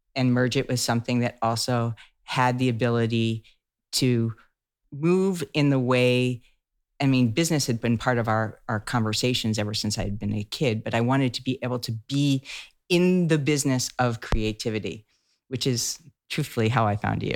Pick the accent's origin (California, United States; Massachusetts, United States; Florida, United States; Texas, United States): Massachusetts, United States; outside of Boston; I grew up outside of Boston